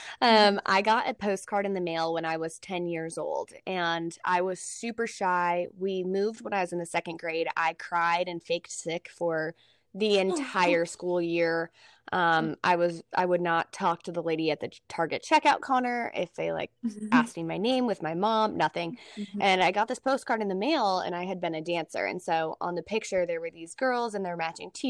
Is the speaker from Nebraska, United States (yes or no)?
yes; Nebraska, United States; moved away as an adult; also born or lived in Texas / Oklahoma City; I'm from Nebraska.